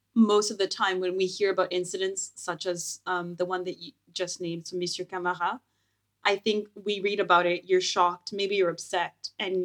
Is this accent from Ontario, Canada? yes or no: no; Moncton, New Brunswick, Canada; Yeah, so growing up in New Brunswick, actually Moncton to be specific, a small town, I would say relatively.